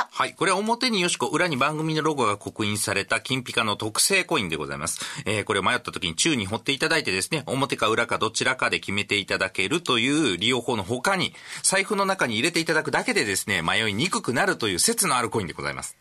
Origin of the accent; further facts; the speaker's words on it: Okayama, Japan; also born or lived in Tenma, Osaka; now in Osaka, Japan; 私岡山出身なんですが天満に住んでもう13年になります